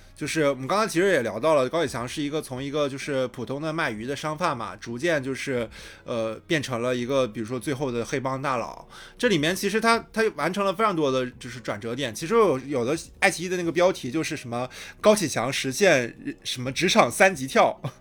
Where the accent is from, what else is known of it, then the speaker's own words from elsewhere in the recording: Shandong, China; 我是一个嗯。山东人啊